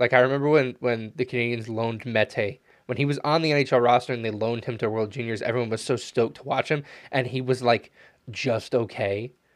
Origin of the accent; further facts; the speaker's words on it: United States; being an American